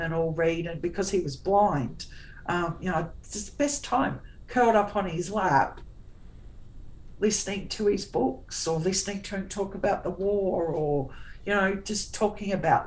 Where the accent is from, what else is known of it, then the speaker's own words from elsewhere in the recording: Tasmania, Australia; I was born in Tassie, and we'd drive around Burnie